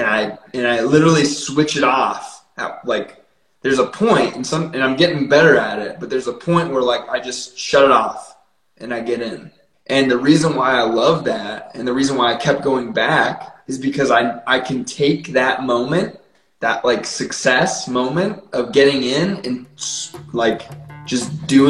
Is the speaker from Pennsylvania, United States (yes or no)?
yes; northwestern Pennsylvania, United States; moved away as an adult; now in Colorado, United States; I grew up in northwestern Pennsylvania, on the New York border, so right in the Allegheny National Forest